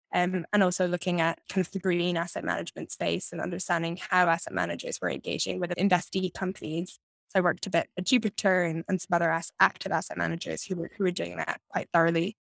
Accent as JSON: {"language": "English", "town": "Edinburgh", "region": "Scotland", "country": "United Kingdom", "tie": "born or raised there", "said": "I grew up in Edinburgh in Scotland."}